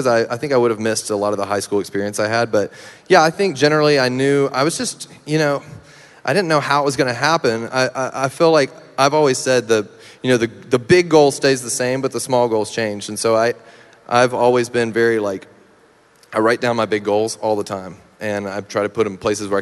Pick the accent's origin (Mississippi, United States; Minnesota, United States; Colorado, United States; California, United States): Mississippi, United States; Meridian; moved away; In my hometown, yep, Meridian